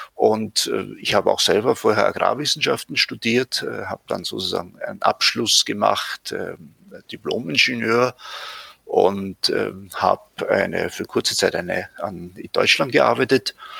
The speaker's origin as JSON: {"language": "German", "town": "Leibnitz", "region": "Styria", "country": "Austria", "tie": "born or raised there", "moved": "yes", "lives_now": "Vienna, Austria", "said": "ich bin in der Südsteiermark geboren"}